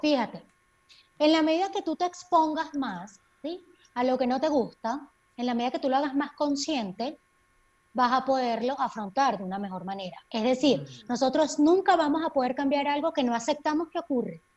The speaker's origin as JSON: {"language": "Spanish", "town": "Maracay", "region": "Aragua", "country": "Venezuela", "also_born_or_lived": "Mérida, Venezuela", "moved": "as an adult", "lives_now": "Quito, Ecuador", "said": "Estuve unos años en Maracay ejerciendo como psiquiatra en el Instituto Venezolano de Seguridad Social de San José y luego, bueno, por toda la crisis país, me tocó migrar como muchos de nosotros y ahora estoy viviendo en Quito, Ecuador"}